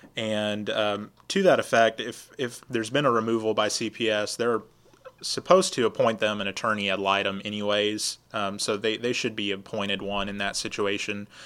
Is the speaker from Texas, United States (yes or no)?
yes; Lufkin, Texas, United States; also born or lived in Austin, Texas / Michigan; I grew up in Lufkin, graduated from Lufkin High School, and uh, I've lived here about two thirds of my life